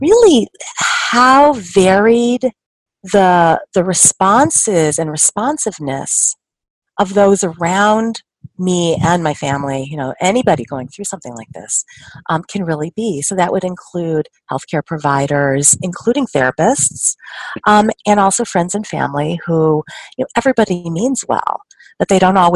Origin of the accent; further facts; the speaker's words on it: Denver, Colorado, United States; now in Chicago, United States; I am from Denver, born and raised, and I'm calling from Chicago, where I currently live and where I practice